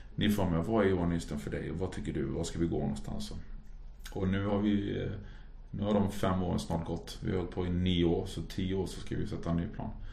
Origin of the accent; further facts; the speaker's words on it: Halmstad, Halland County, Sweden; moved away; also born or lived in Norway; för då hade jag jobbat på ett café hemma i Halmstad